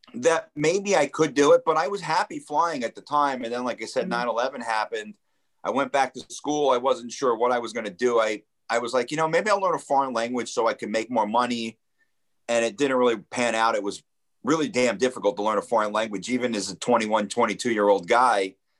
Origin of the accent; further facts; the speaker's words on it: Lakewood, New Jersey, United States; also born or lived in Point Pleasant, New Jersey / Toms River, New Jersey; I grew up in New Jersey, so I was a big New Jersey Devils fan